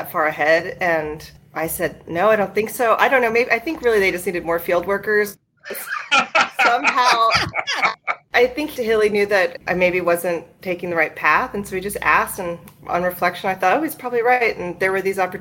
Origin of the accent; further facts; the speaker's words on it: New Mexico, United States; moved away as an adult; also born or lived in Columbia, Missouri; I wanted to get out of New Mexico